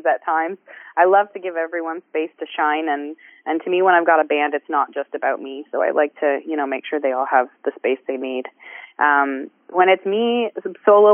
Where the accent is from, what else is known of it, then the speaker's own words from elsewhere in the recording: Waterdown, Ontario, Canada; I run an open mic in my hometown, Waterdown, Ontario